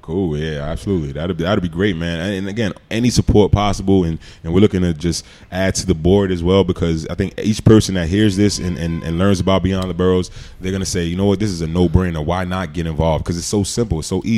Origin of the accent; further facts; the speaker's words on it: New York City, New York, United States; moved away; also born or lived in Oxford, Mississippi; growing up in Queens, I didn't know if I was going to go to uh, to college